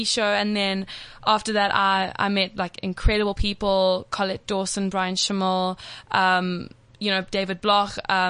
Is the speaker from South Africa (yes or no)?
yes; Durban, KwaZulu-Natal, South Africa; moved away as an adult; now in Johannesburg, South Africa; I grew up in Durban. I lived there for 18 years. So now I've just moved up to Joburg. I finished matric last year.